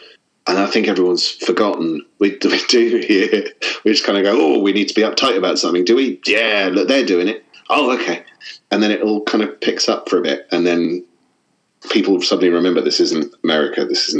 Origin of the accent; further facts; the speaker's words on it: Hampshire, South East England, United Kingdom; I'm from Hampshire in... which is right down the bottom, down the south of England on the coast.